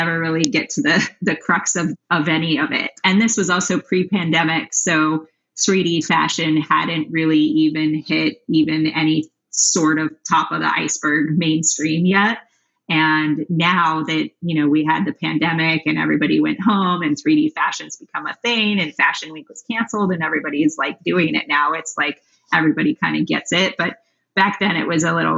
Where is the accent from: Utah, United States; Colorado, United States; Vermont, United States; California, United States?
Colorado, United States; Denver; also born or lived in New York; now in Los Angeles, United States; I'm from Denver. And then I moved